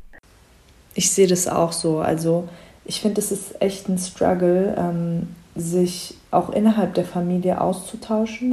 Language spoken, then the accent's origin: German; Germany; also born or lived in Frankfurt; Ich bin Schwester von vier und bin die Einzige, die in Deutschland geboren ist